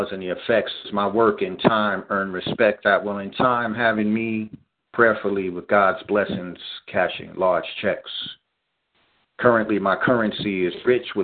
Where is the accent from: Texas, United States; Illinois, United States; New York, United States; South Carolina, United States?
New York, United States; New York City; growing up in Staten Island, New York, in a community setting